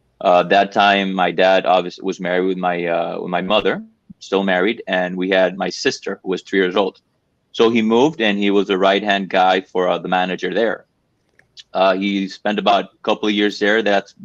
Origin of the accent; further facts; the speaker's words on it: La Romana, Dominican Republic; We are from La Romana.